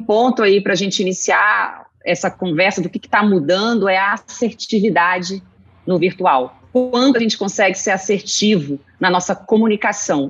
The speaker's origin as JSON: {"language": "Portuguese", "region": "Rio de Janeiro", "country": "Brazil", "moved": "as an adult", "lives_now": "São Paulo, Brazil", "said": "sou carioca, moro aqui em São Paulo, estou falando de São Paulo, do Brooklyn. Estou sete uhum. anos aqui"}